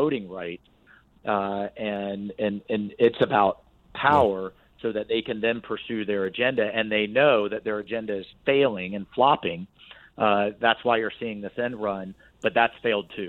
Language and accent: English; Jacksonville, Florida, United States; my hometown of Jacksonville